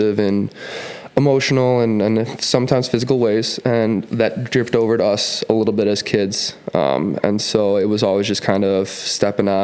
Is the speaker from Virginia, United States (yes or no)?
no; Minnetonka, Minnesota, United States; also born or lived in Illinois; we started growing up in Minnetonka High School